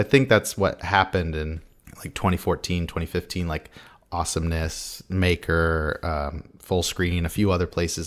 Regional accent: San Diego, California, United States; I'm from San Diego

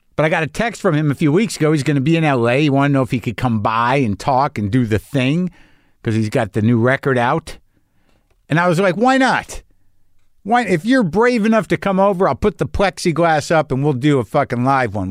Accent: Albuquerque, New Mexico, United States; moved away; I grew up in Albuquerque

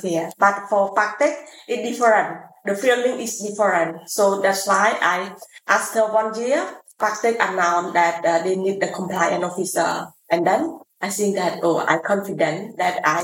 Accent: Siem Reap, Cambodia; also born or lived in Phnom Penh; I'm from Siem Reap province

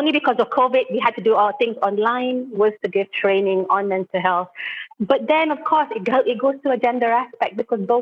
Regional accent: Terengganu, Malaysia; I'm actually an East Coast person. I'm just like Dina. I come from Terengganu. I have family in Kelantan

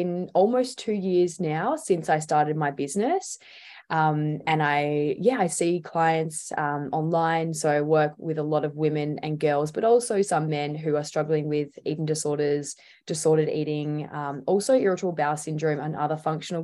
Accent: Tasmania, Australia; I grew up in Tassie

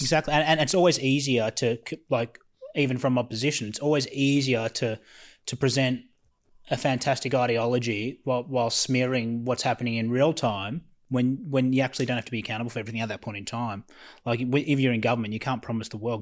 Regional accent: Australia; as an Australian

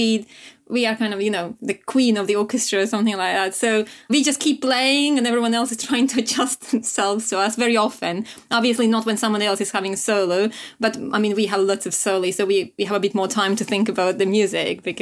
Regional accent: Latvia; I come from Latvia

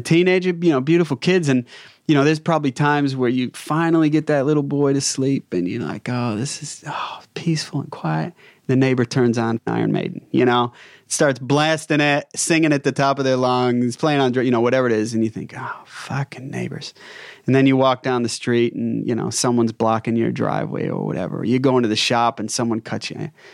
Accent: United States; moved away as an adult; now in Australia; Being an American

